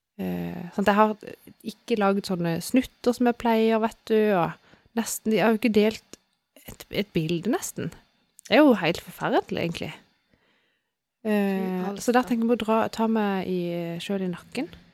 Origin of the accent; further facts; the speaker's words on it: Sørlandet, Southern Norway, Norway; vi er jo fra Sørlandet